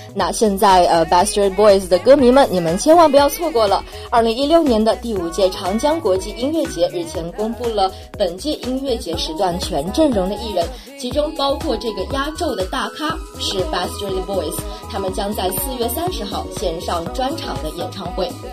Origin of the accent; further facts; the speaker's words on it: China; 我们中国人的学习能力的确是非常强的